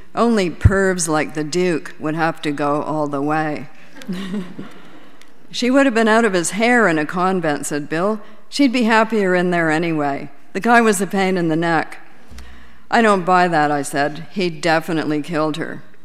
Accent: Canada; as a Canadian

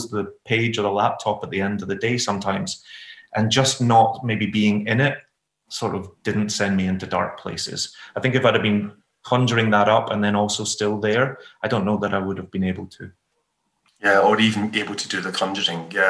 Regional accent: Glasgow, Scotland, United Kingdom; And who are growing up in Glasgow, you know, I couldn't tell you what Brother Glen looks like.

